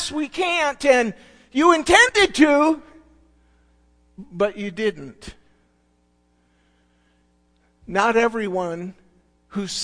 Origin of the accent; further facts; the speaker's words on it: Alpena, Michigan, United States; We grew up in Alpena, in that area, Lachine, Long Rapids